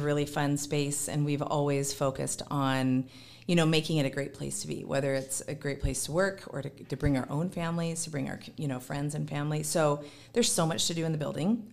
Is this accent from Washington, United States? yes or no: yes; Gig Harbor, Washington, United States; born and raised in Gig Harbor